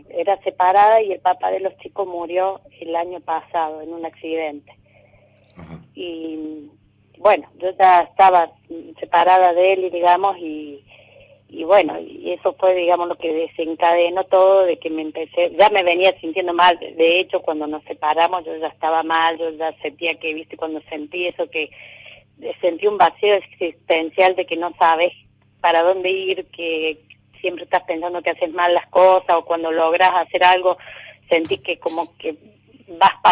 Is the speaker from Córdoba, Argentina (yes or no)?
yes; Alta Gracia, Córdoba, Argentina; Soy de Altagracia, Córdoba.